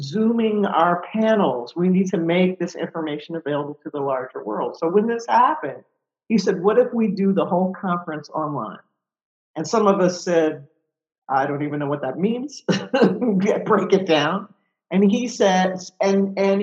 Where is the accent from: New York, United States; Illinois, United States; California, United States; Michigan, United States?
Michigan, United States; Detroit; moved away; I'm from Detroit, so, you know, I was going back to my hometown